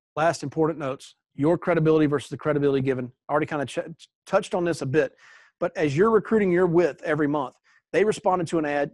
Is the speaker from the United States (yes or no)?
yes; East Coast, United States; now in Texas, United States; I grew up on the East Coast where we had hurricanes all the time, tornadoes all the time, and I now live in Texas